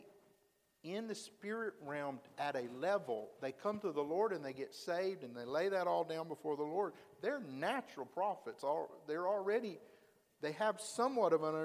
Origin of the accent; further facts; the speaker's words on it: Alabama, United States; I was from Alabama